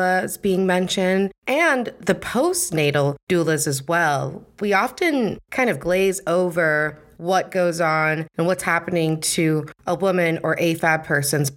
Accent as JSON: {"language": "English", "region": "Minnesota", "country": "United States", "said": "a fellow Minnesotan"}